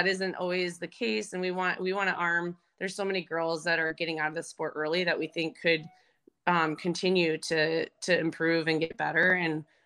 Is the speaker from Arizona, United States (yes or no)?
yes; Arizona, United States; also born or lived in Colorado; I grew up in Arizona